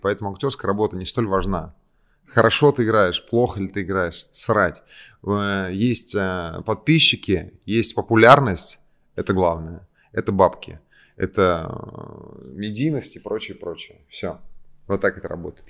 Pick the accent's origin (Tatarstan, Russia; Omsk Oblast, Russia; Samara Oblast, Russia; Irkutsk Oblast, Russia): Tatarstan, Russia; Kazan; moved away as an adult; now in Moscow, Russia; я из Казани, но я живу в Москве